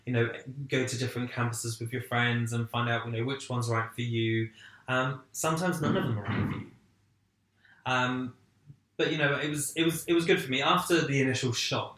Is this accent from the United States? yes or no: no; Essex, East of England, United Kingdom; I actually went to work for a small publishing company in my hometown